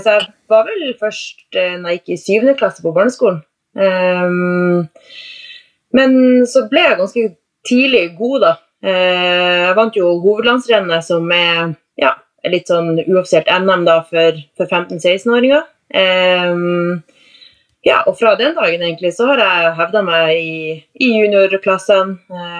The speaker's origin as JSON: {"language": "Norwegian", "town": "Tromsø", "region": "Troms", "country": "Norway", "said": "Jeg er jo fra Tromsø. Fra selve Tromsø Tromsøbya."}